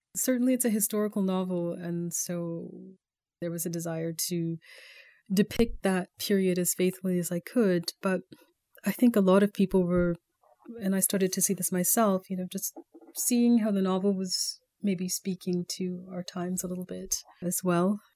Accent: Calgary, Alberta, Canada; moved away as an adult; also born or lived in Baltimore; growing up in Calgary in the eighties, it wasn't the most progressive place.

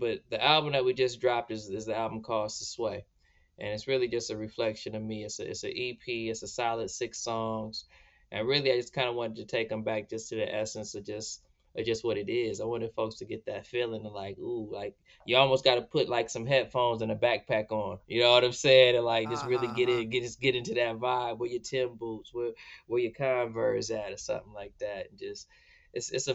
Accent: Santa Ana, California, United States; also born or lived in Inland Empire, California / Los Angeles / Washington, D.C.; now in Oakland, United States; we grew up in Santa Ana. Then we moved all around Southern California, Inland Empire, Los Angeles

